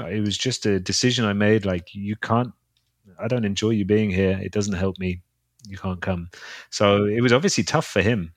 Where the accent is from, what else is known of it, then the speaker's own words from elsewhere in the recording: London, United Kingdom; in London, in my hometown